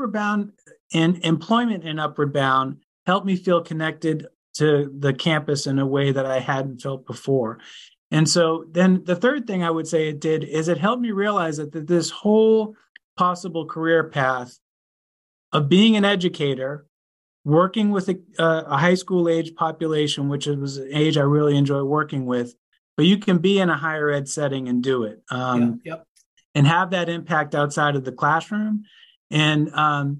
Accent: Boston, Massachusetts, United States; I grew up in Brighton down the street

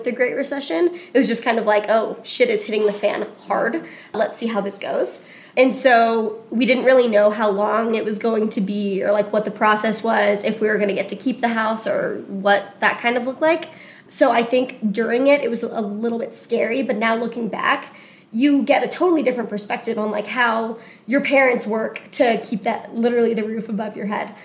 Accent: Coronado, California, United States; moved away as an adult; now in Denver, United States; I grew up on an island off San Diego called Coronado, California. I moved to Denver maybe 4 years ago

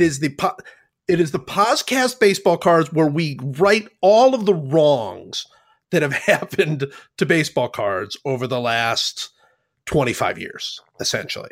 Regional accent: Cleveland, Ohio, United States; moved away; I grew up in Cleveland

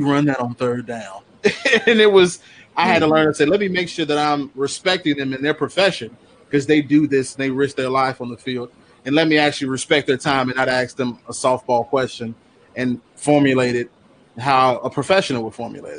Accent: Chicago, Illinois, United States; I'm born and raised on the South Side

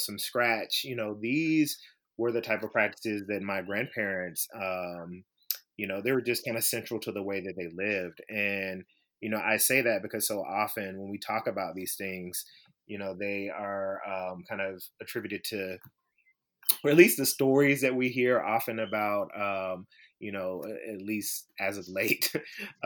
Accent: Memphis, Tennessee, United States; I grew up in Memphis, Tennessee

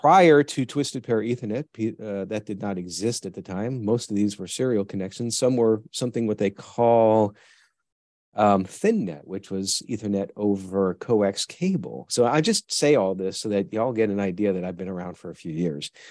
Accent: New York, United States; moved away; also born or lived in Tennessee; I grew up in New York

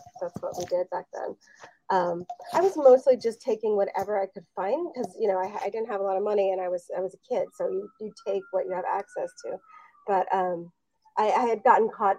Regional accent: Los Angeles, California, United States; I grew up in Los Angeles in the 1980s

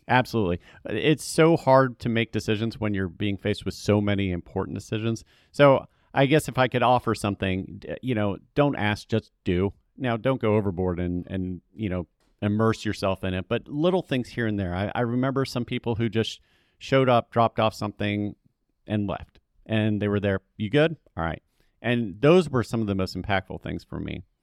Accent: Atlanta, Georgia, United States; also born or lived in California; now in Charlotte, United States; I was raised in Atlanta, so I'm, I'm familiar with the South

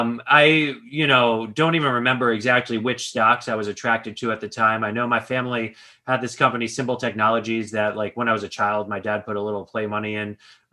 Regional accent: Long Island, New York, United States; now in Stamford, United States; I grew up in Long Island in New York. Now I live in Connecticut

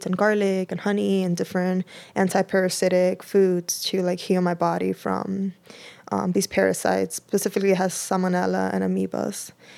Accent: Dominican Republic; I'm from the Dominican Republic, and she was great.

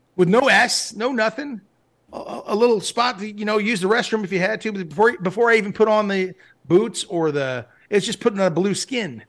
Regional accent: Malibu, California, United States; I grew up in Malibu, California.

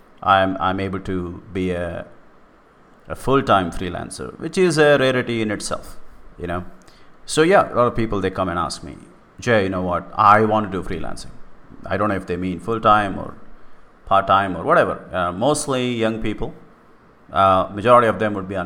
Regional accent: India; in India, whatever may be cool and not cool about my country

